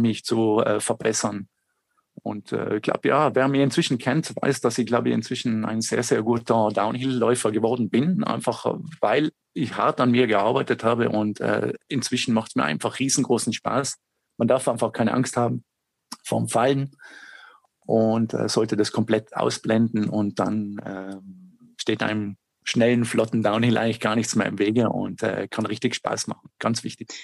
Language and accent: German; South Tyrol, Trentino-Alto Adige, Italy; bei uns in Südtirol